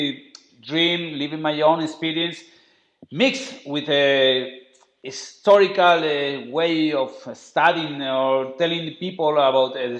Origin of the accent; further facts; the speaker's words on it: Spain; accent: very Spanish strong accent; English is a second language; But my accent, I know it's terrible. It's a very Spanish strong accent